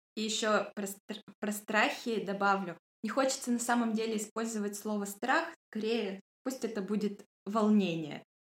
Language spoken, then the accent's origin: Russian; Yekaterinburg, Sverdlovsk Oblast, Russia; я тоже из Екатеринбурга